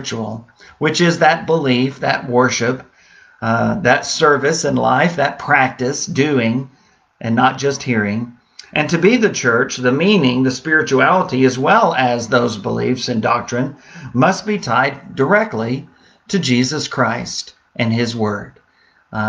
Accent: San Antonio, Texas, United States; growing up in San Antonio

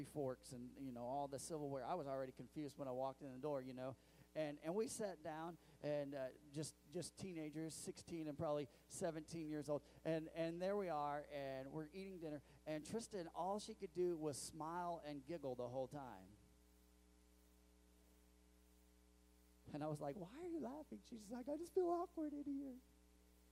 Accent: Missouri, United States; I'm from Missouri

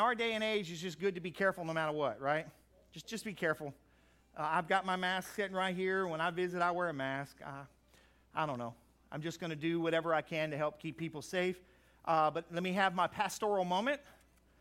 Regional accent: Crowley, United States; I grew up in Crowley

